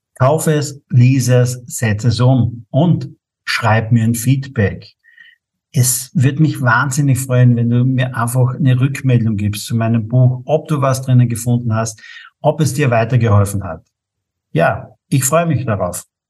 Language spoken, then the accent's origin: German; St. Paul im Lavanttal, Carinthia, Austria; Ich bin geboren in St. Paul im Lavantal